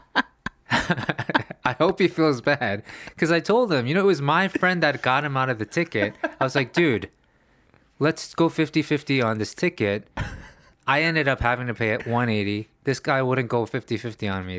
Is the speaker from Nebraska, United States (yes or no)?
no; New York City, New York, United States; also born or lived in Los Angeles; now in Korea; growing up in New York City